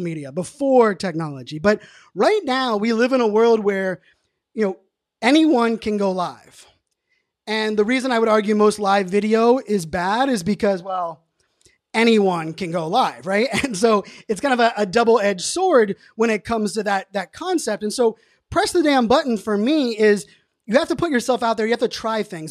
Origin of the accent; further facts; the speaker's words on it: Pittsburgh, Pennsylvania, United States; born and raised in Pittsburgh